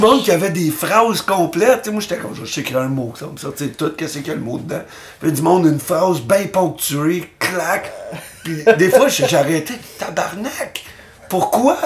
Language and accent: French; Terrebonne, Quebec, Canada; now in Montreal, Canada; j'ai grandi à Terrebonne